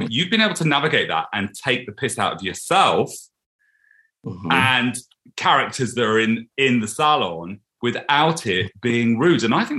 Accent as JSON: {"language": "English", "region": "East Midlands", "country": "United Kingdom", "said": "The Lincolnshire fence. The Lincolnshire fence."}